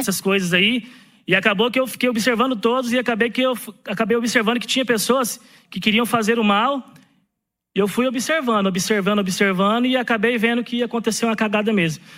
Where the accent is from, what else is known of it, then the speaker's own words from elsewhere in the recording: Brazil; eu sou brasileiro